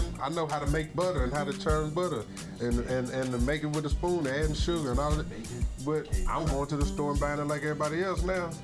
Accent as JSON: {"language": "English", "town": "Dallas", "region": "Texas", "country": "United States", "said": "I'm from North Dallas."}